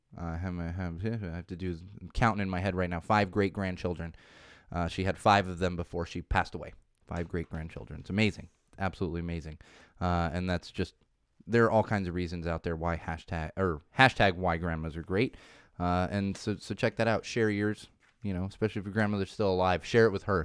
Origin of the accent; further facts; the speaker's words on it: Southern California, United States; also born or lived in Miami, Florida; It's really more of a Southern Cal, more of a Southern California boy